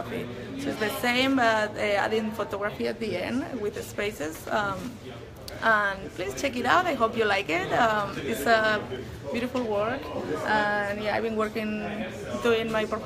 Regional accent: Spain; moved away; I'm from Spain.

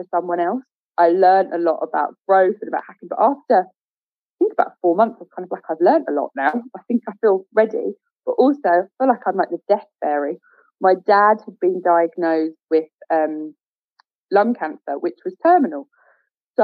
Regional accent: Essex, East of England, United Kingdom; we're both from Essex

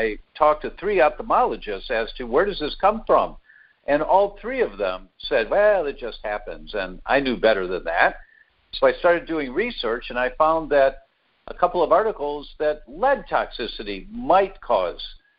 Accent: Detroit, Michigan, United States; moved away as an adult; also born or lived in Chicago, Illinois; now in California, United States; I was born in Detroit, born and raised, first 18 years

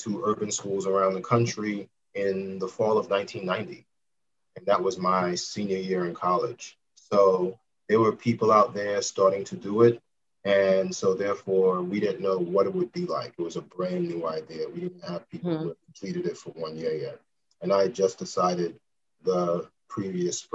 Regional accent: New York City, New York, United States; I'm from Brooklyn, New York, born and raised.

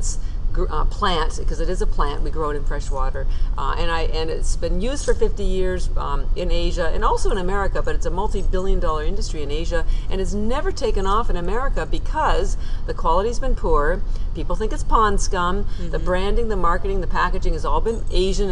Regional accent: Canada; moved away as an adult; now in Boston, United States

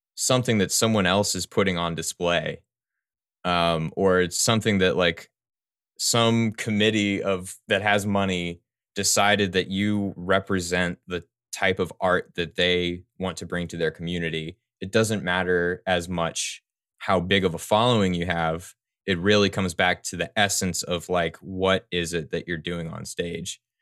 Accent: Houston, Texas, United States; now in New Orleans, United States; I grew up in, uh, Texas, mostly

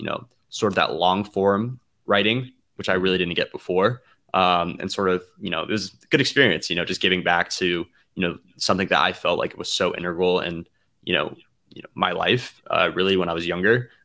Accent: Atlanta, Georgia, United States; I'm from Atlanta

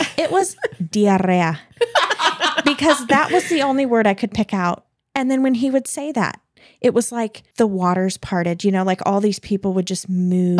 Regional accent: United States; I'm American

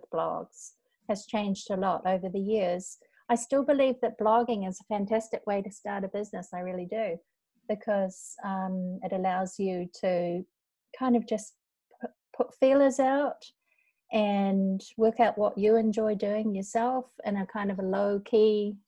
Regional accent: North Island, New Zealand; moved away as an adult; now in Osaka, Japan; we are both from New Zealand, although I'm from the North Island. I live in Japan

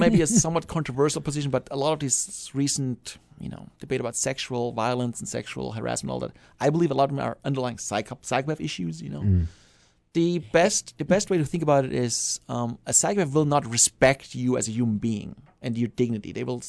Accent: Germany; English is a second language; moved away; I'm from Germany. I'm from Germany.

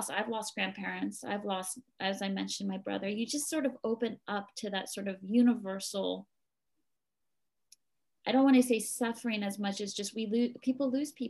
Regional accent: East Coast, United States; I grew up on the East Coast in a Catholic faith, and here I am, and it doesn't matter.

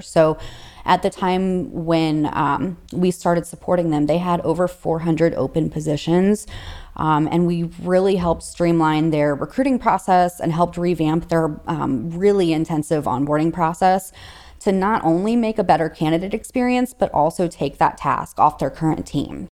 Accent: St. Louis, Missouri, United States; I'm from Saint Louis, Missouri, and so I'm the only recruiter that sits in Missouri

